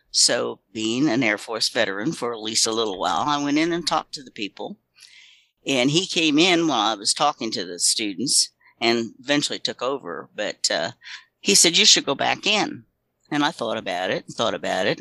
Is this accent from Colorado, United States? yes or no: no; Florida, United States; also born or lived in Texas; I was born in Florida